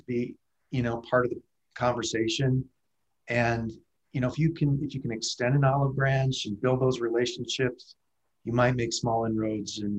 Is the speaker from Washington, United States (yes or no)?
no; Stockbridge, Michigan, United States; moved away as an adult; now in Denver, United States; I grew up down here, down in the southern Michigan, small town, Stockbridge, real rural, you know, one blinking red light community.